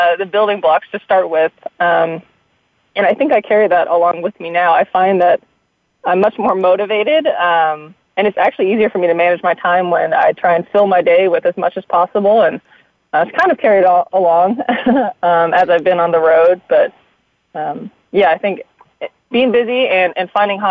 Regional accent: Seattle, Washington, United States; moved away as an adult; also born or lived in San Francisco; Born and raised in the Seattle area.

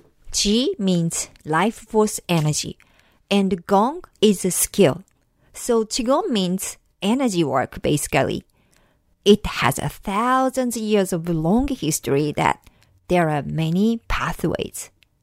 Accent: Japan; moved away as an adult; now in United States; at school in Japan. But I have to think about this because it's been long 25 years since I moved to the US

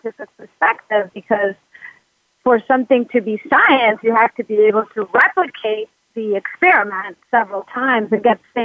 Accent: United States; now in Buenos Aires, Argentina; I'm an American psychologist living in Buenos Aires

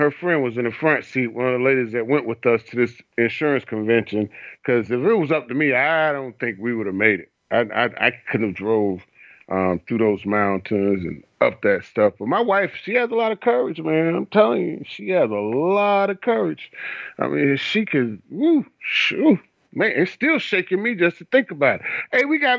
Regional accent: Florida, United States; I'm from Florida, a flatland country.

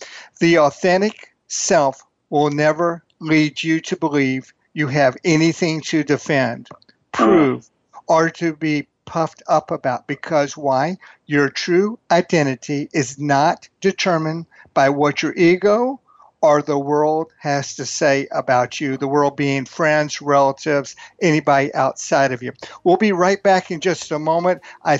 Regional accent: Texas, United States; accent: Texas; my Texas accent

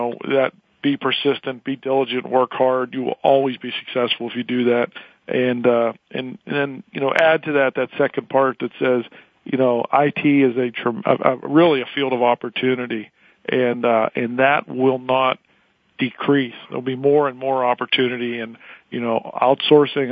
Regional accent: Pittsburgh, Pennsylvania, United States; born and bred Pittsburgher

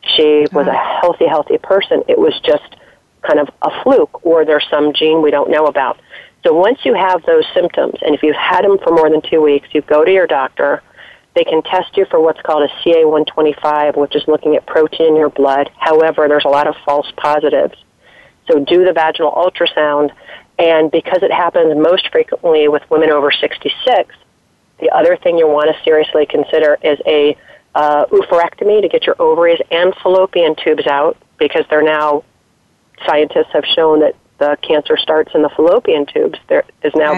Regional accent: East Coast, United States; moved away as an adult; also born or lived in Colorado; now in Washington D.C., United States; I grew up on the East Coast, but have been out there for a number of years, and moved back east to take a job

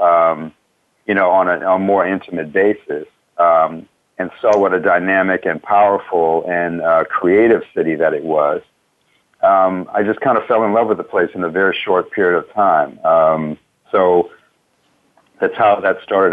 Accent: Washington, District of Columbia, United States; now in Baltimore, United States; I grew up in Washington D.C. and never used to come to Baltimore

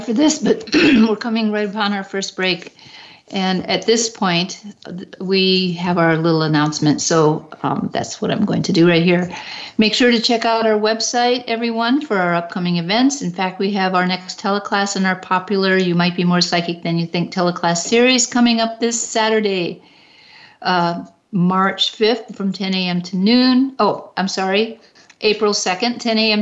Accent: Detroit, Michigan, United States; my hometown in Detroit

